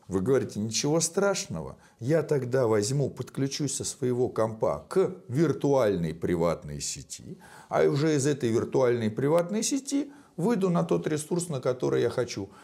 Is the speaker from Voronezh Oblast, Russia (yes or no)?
no; Moscow, Russia; я из России, из Москвы